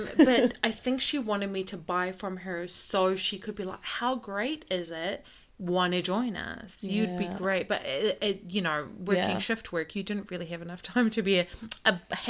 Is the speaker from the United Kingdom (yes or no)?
no; New Zealand; also born or lived in Iraq / Canada / America / Sydney; I was born in Iraq, bred in New Zealand.